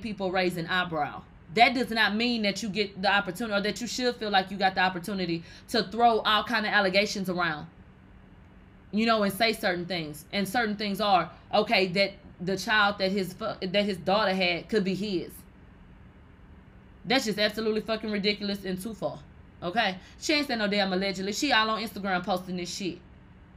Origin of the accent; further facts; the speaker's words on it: Texas, United States; I'm from Texas.